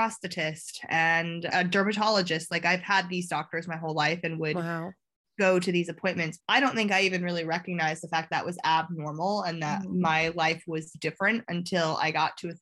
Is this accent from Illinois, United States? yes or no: yes; a small town outside of Chicago, Illinois, United States; moved away as an adult; now in London, United Kingdom; I'm from a small town outside of Chicago.